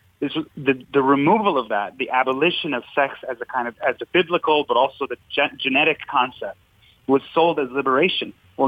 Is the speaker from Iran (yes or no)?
yes; Iran; now in United States; when I came to the United States, I come from Iran, and I just thought all religion must mean kind of this theocratic oppression that I had left behind.